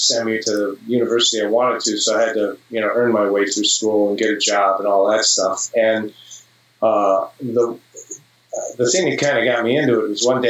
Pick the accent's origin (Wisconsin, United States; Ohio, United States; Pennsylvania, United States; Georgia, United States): Ohio, United States; Cleveland; moved away as an adult; also born or lived in Los Angeles; I grew up in Cleveland, Ohio. I went to undergraduate school there at a place called John Carroll University.